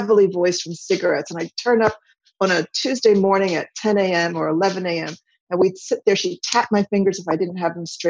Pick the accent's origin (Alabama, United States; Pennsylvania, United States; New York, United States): Pennsylvania, United States; Villanova; moved away; also born or lived in France; Villanova is where I grew up. Villanova, Pennsylvania